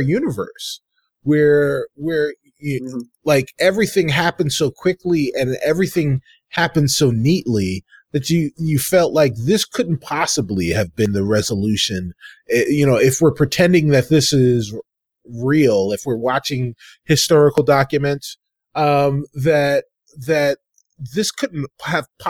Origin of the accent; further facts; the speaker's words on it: New York City, New York, United States; I'm a New Yorker